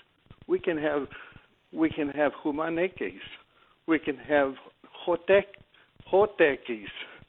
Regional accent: El Paso, Texas, United States; I'm from El Paso

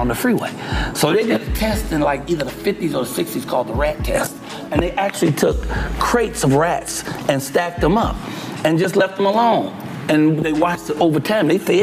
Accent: Chicago, Illinois, United States; When we moved into the projects, Robert Teller homes

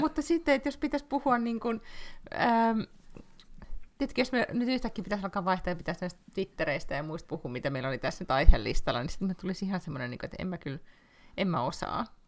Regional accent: Finland; moved away as an adult; now in Sweden; mä oon Suomesta

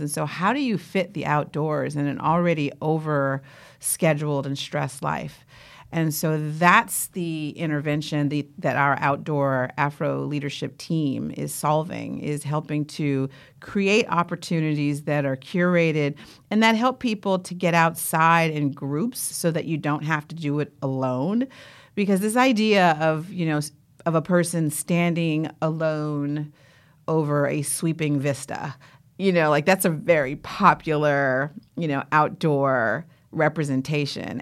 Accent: Oakland, California, United States; growing up in Oakland

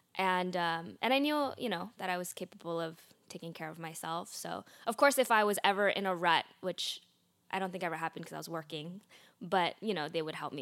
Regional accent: Oakland, California, United States; in Oakland, California, where I was born

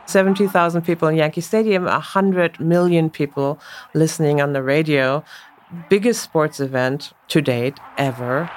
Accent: Münster, North Rhine-Westphalia, Germany; accent: German; English is a second language; moved away as an adult; now in United States; I grew up in Münster in Northwest Germany.

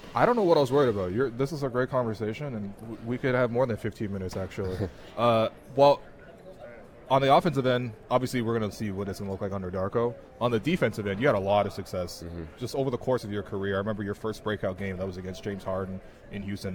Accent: China; now in Canada; I was born in China I came here and so every time I go back to China I feel like I'm a slightly different person

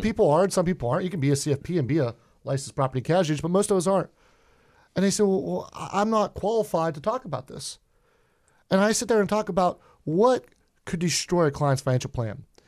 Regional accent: Pittsburgh, Pennsylvania, United States; accent: Pittsburgh; I'm a Pittsburgher. Uh, if I have a thick accent, I apologize for that. I'm what we call Yinzer out in Pittsburgh

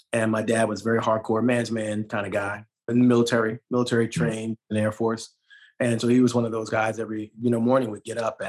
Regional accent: New York City, New York, United States; I'm born and raised in Brooklyn, New York

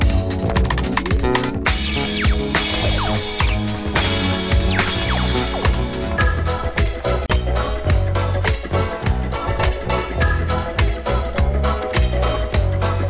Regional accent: Los Angeles, California, United States; I'm from East

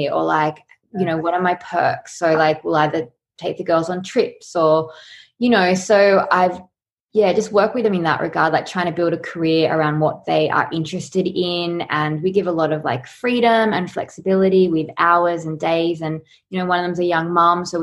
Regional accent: Sydney, New South Wales, Australia; also born or lived in Los Angeles; now in Byron Bay, Australia; I'm from Sydney, and then I've just lived in Byron over the years.

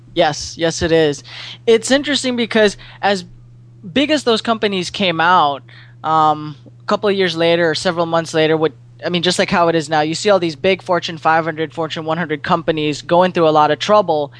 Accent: Philippines; moved away as an adult; also born or lived in San Diego; now in St. Louis, United States; I'm born and raised in the Philippines, and you know, I went to school there

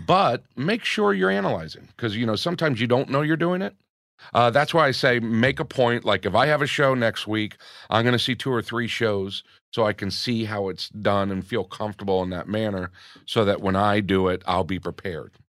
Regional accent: Gainesville, Florida, United States; also born or lived in New York; now in Los Angeles, United States; growing up in Gainesville

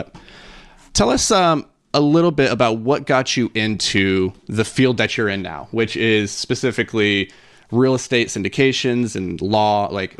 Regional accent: Minnesota, United States; We're from Minnesota.

